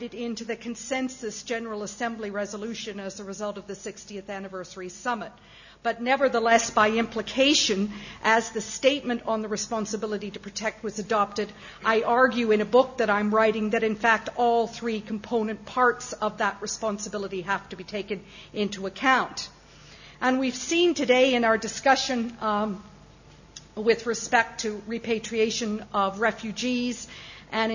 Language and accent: English; Canada; as a Canadian lawyer